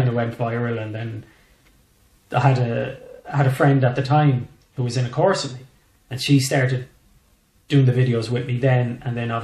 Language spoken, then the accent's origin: English; west of Ireland, Ireland; accent: West of Ireland